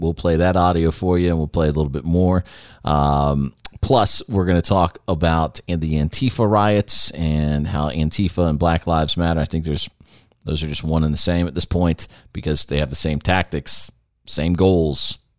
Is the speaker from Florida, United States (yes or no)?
yes; Jacksonville, Florida, United States; I grew up in Jacksonville, Florida.